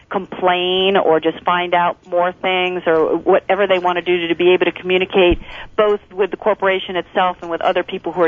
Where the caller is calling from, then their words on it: Las Vegas, Nevada, United States; I'm calling from Las Vegas, and I was attending yesterday the Executive and Entrepreneur Conference here